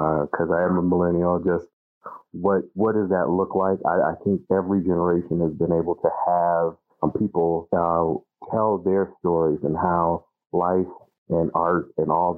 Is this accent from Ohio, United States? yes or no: yes; Cleveland, Ohio, United States; also born or lived in Minnesota; I'm from Cleveland, Ohio. And even though I'm from Ohio, my day job is I'm the director of policy and organizing for Outfront Minnesota